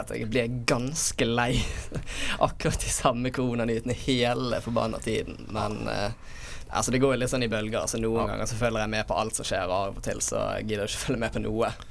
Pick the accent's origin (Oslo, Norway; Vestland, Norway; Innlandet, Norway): Vestland, Norway; Bergen; jeg har jo vært hjemme i Bergen hele tiden